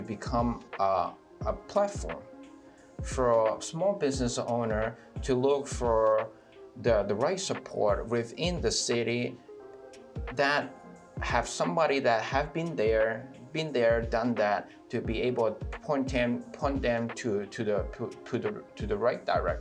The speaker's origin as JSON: {"language": "English", "town": "Atlanta", "region": "Georgia", "country": "United States", "tie": "born or raised there", "said": "Being a minority, and also growing up in Atlanta"}